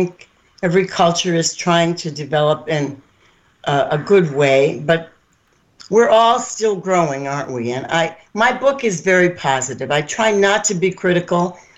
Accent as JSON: {"language": "English", "region": "Ohio", "country": "United States", "tie": "born or raised there", "also_born_or_lived": "New York / Florida", "moved": "as an adult", "said": "lived in three different states. And when I moved to Ohio, I grew up in Ohio, then I moved back to Ohio, I really got a sense of how conservative it is here compared to New York."}